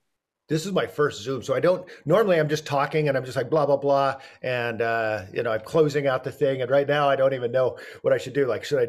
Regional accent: Oregon, United States; I am from Oregon

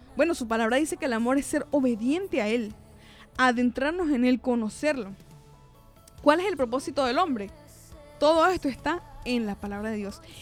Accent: Venezuela; yo nací en Venezuela, por ejemplo, eh, yo nací en el año 94

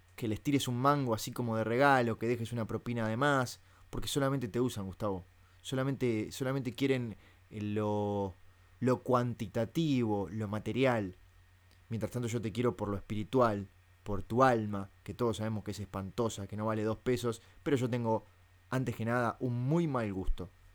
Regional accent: Uruguay; yo soy uruguayo. Y como buen uruguayo

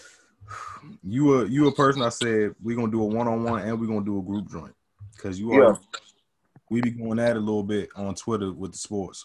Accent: Maryland, United States; I'm from Maryland, but we got D.C. right here

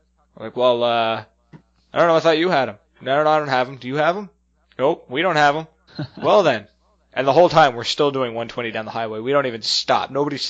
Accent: the Maritimes, Canada; we're from the Maritimes

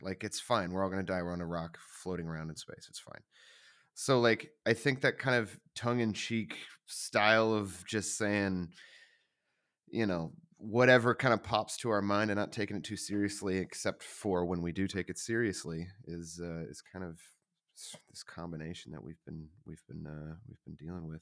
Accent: the South, United States; I grew up in the South. It was very, it was a very religious place

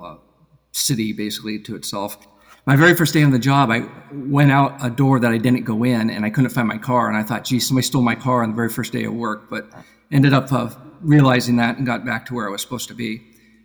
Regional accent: Seattle, Washington, United States; moved away as an adult; also born or lived in Boston area, Massachusetts; now in Massachusetts, United States; I was born out in Seattle, Washington, actually, and worked out there when I went to undergrad

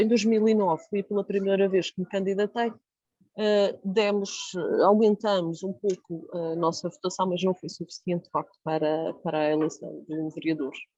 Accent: Jardim do Mar, Madeira, Portugal; o Jardim do Mar, que é de onde eu sou

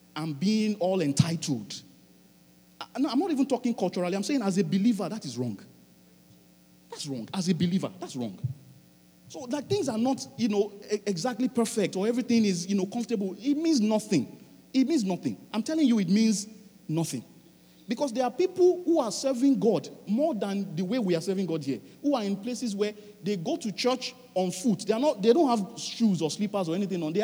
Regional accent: Nigeria; now in Halifax, Canada; I'm a Nigerian

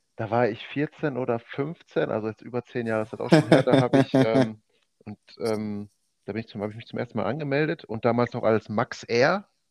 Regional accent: Oberhausen, North Rhine-Westphalia, Germany; now in Mülheim, Germany; geboren, aufgewachsen in Oberhausen und wohne jetzt seit äh, Mitte Juni in Mülheim

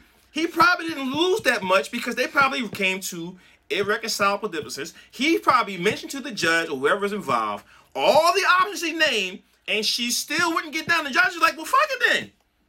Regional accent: Brooklyn, New York, United States; Right. I'm from Brooklyn

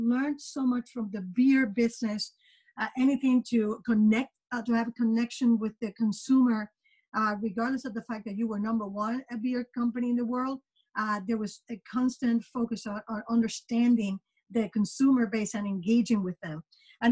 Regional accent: Puerto Rico; moved away as an adult; also born or lived in New York; now in United States; I was born and raised in Puerto Rico, and I did my undergraduate studies in marketing

